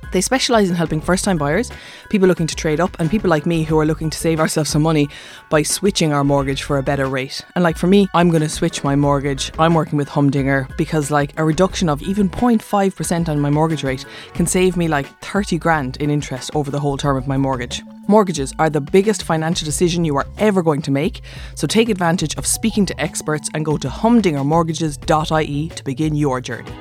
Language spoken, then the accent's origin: English; Cork, Munster, Ireland; I'm from Cork